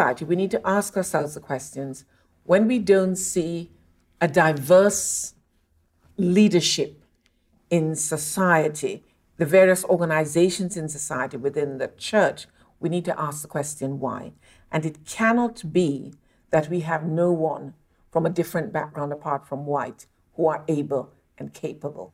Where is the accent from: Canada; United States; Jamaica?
Jamaica; Montego Bay, Saint James; moved away; I'm very lucky to have been born and brought up in Montego Bay, Jamaica